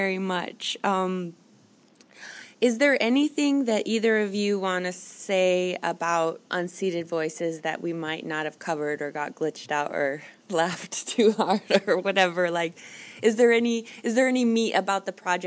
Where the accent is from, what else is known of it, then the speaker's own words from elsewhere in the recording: Hawaii, United States; I grew up in Hawaii